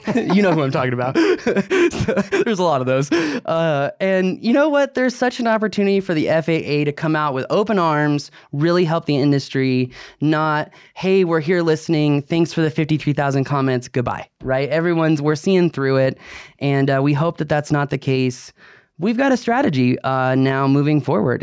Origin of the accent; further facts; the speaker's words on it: Virginia, United States; I grew up in Virginia